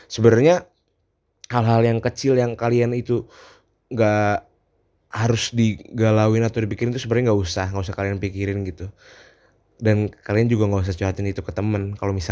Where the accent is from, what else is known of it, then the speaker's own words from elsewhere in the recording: Jakarta, Indonesia; now in Yogyakarta, Indonesia; ya karena emang aku tuh uh, ngerantau juga kan jadi asalku bukan dari Jogja asalku dari Jakarta yang kebetulan sini ngerantau